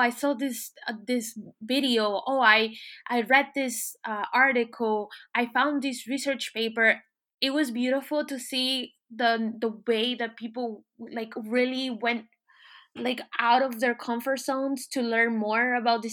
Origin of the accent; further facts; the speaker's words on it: Miami, Florida, United States; moved away as an adult; now in France; growing up in Miami, watching Telemundo